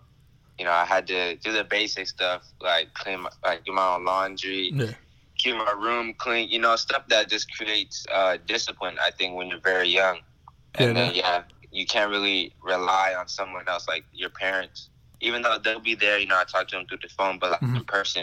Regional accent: West Coast, United States; I'm from the West Coast

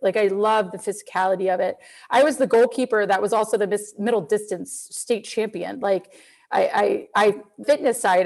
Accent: Reston, Virginia, United States; I grew up in Reston, which was like this urban planning central area of the United States, the first planned community

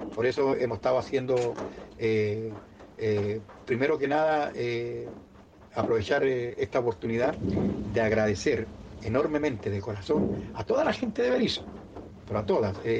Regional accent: Mexico; moved away; also born or lived in Chile; yo mexicano

